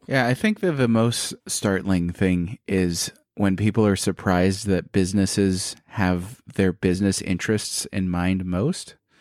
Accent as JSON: {"language": "English", "region": "Hawaii", "country": "United States", "said": "I'm Hawaiian"}